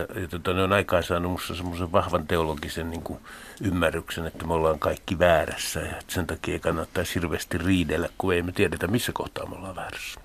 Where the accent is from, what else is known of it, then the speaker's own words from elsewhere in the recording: Helsinki, Uusimaa, Finland; mä oon Helsingistä pääkaupunkiseudulta